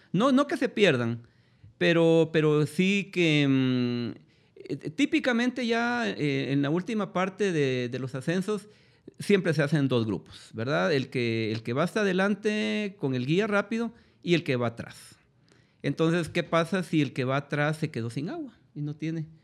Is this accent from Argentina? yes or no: no; Guatemala; nosotros mismos como guatemaltecos